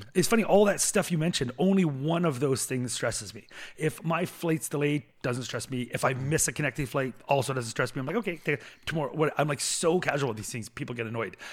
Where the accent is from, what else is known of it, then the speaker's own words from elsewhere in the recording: Canada; first language English; as a Canadian.